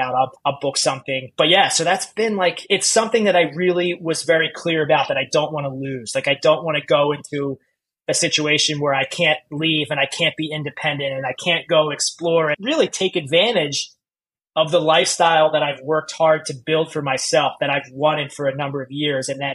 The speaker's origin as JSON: {"language": "English", "country": "United States", "also_born_or_lived": "New York", "moved": "as an adult", "said": "as an American"}